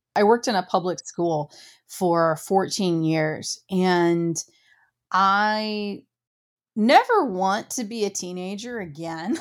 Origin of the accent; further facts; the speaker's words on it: Ohio, United States; I grew up very small town, very rural. I'm from Ohio